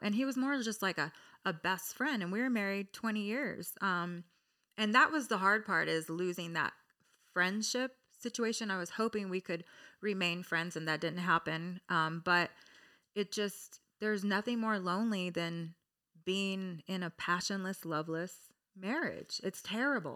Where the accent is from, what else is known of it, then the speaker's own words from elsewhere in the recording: Orange County, California, United States; I'm from Orange County